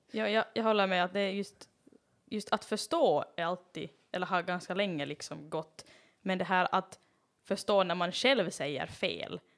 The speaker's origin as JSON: {"language": "Swedish", "country": "Finland", "said": "jag är finlandssvensk"}